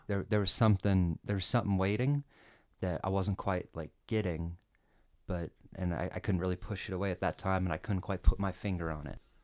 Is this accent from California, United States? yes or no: no; Colorado, United States; I was born and raised in Colorado, and, you know, it's kinda dry here